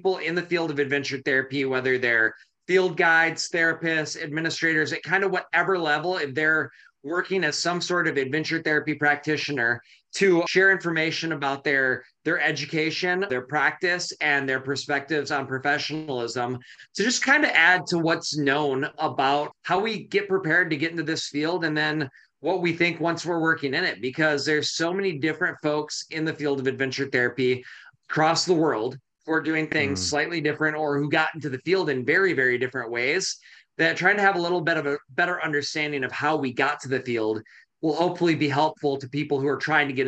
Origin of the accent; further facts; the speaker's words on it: Michigan, United States; now in Portland, United States; My hometown was Michigan